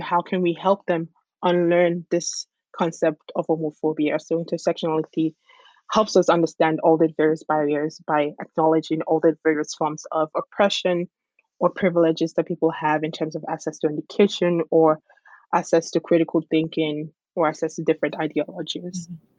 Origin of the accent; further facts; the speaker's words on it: Nigeria; my culture of being a Nigerian and being a Yoruba person